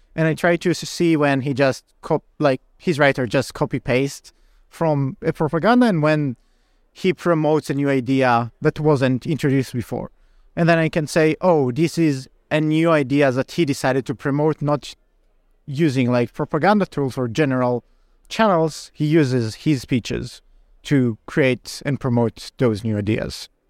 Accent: Israel; moved away; I'm originally from Israel

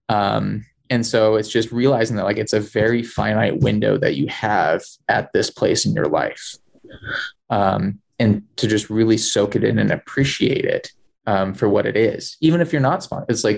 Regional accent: California, United States; moved away; also born or lived in Wasatch / Colorado; I grew up in Tahoe.

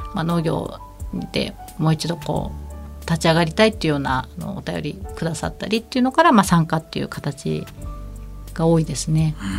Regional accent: rural area of Kumamoto Prefecture, Japan; 熊本県の農村地帯の出身なんですけれども

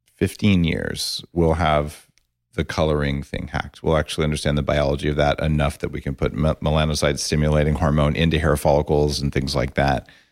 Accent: New Mexico, United States; I grew up in New Mexico, and I'm an engineer

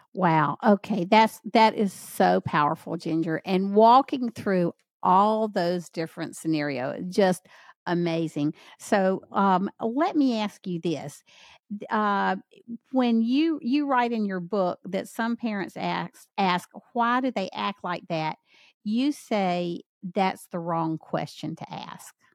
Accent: Southern United States, United States; accent: Southern; I tried to get rid of my Southern accent once, it didn't go

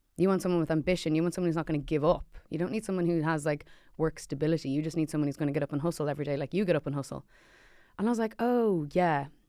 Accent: Ireland; an Irish thing, we kinda just go, "Oh, but we're just so lucky to have whatever."

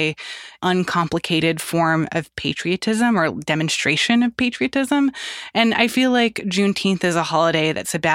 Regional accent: Florida, United States; I'm from Florida

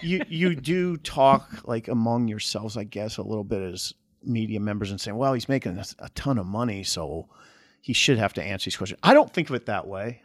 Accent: Columbus, Nebraska, United States; Columbus, I grew up in Columbus

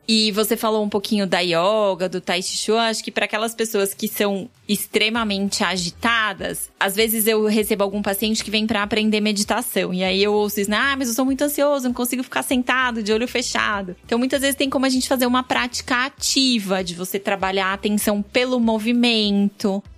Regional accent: São Paulo, Brazil; Sou nascida e criada na Penha.

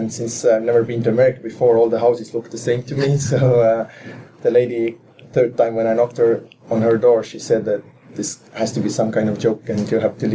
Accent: Saku, Harju County, Estonia; I had a very kind of interesting childhood in that sense that when I was growing up, we had a Russian currency in our country

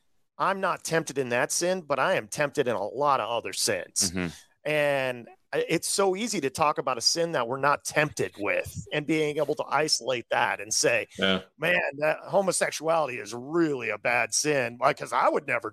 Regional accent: Midwest, United States; I grew up in the Midwest.

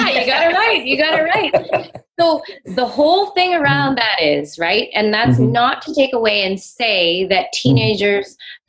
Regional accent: Toronto, Ontario, Canada; if you don't know, I'm from Toronto. I'm out in Canada.

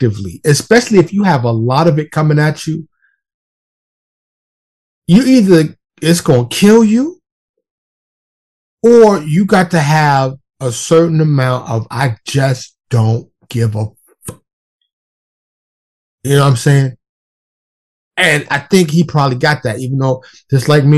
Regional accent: New York City, New York, United States; moved away as an adult; now in Dallas, United States; being born and raised in New York City

